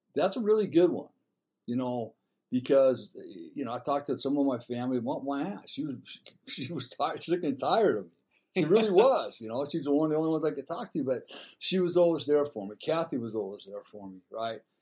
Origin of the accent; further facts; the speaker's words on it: Dana Point, California, United States; I grew up in Dana Point